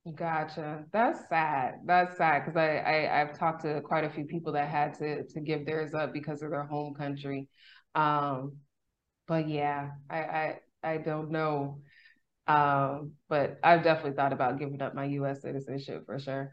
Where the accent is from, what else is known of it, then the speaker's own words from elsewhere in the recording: California, United States; moved away; also born or lived in Texas; I'm from California